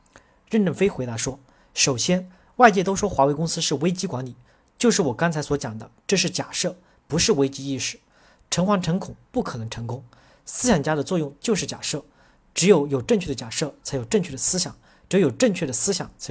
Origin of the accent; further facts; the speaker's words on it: China; 我是中国人，不会像他们一样是会老的